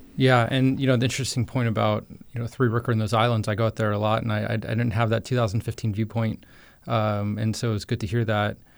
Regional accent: Jensen Beach, Florida, United States; I was born and raised on the East Coast of Florida in, in Jensen Beach, uh, just outside Stewart in Martin County

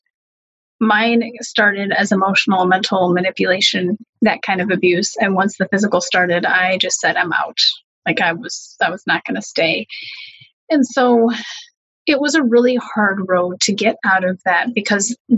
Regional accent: United States; my parents are Hungarian refugees, as is my brother and sister, and I was born here in the States

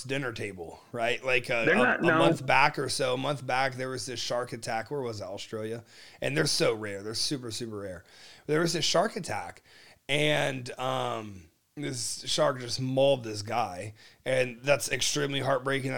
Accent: Ohio, United States; I'm from Ohio

